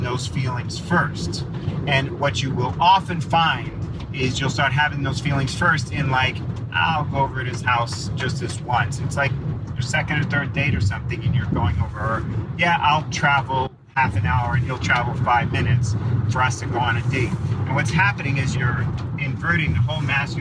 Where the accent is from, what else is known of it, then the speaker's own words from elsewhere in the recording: New York, United States; I'm a New Yorker